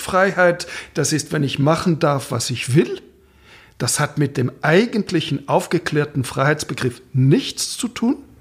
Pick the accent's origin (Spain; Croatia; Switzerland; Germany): Switzerland; Romandy; first language French; German is a second language; Da spricht der gebürtige Roman